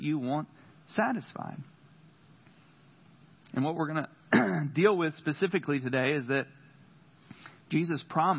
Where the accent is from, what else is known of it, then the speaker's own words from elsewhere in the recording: North Carolina, United States; accent: country; I am from North Carolina